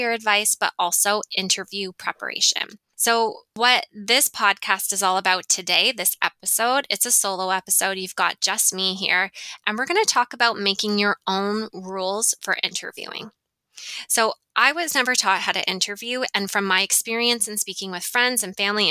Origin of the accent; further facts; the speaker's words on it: Ontario, Canada; now in Western Canada; I'm from Ontario. Toronto is in Ontario. So I'm from that area.